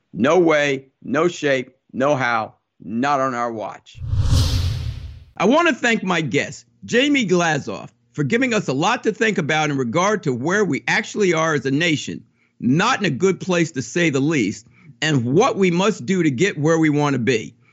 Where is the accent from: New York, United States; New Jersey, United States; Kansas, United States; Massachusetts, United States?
New Jersey, United States; growing up in Jersey